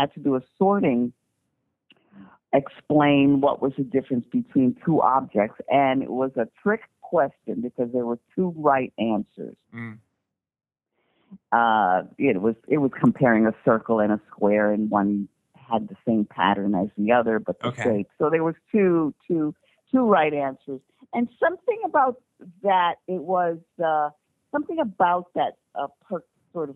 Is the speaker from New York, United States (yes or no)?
yes; New York, United States; I'm a New Yorker